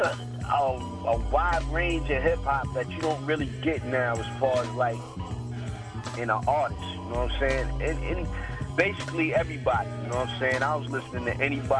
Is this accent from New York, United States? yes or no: yes; Brooklyn, New York, United States; born there; I was born in Brooklyn, you know what I'm saying?